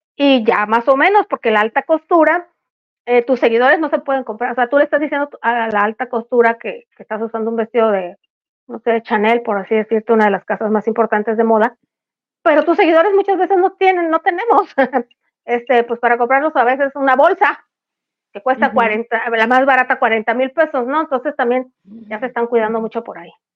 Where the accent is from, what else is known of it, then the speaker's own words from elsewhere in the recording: El Fuerte, Sinaloa, Mexico; el Chepito y yo somos del Fuerte Sinaloa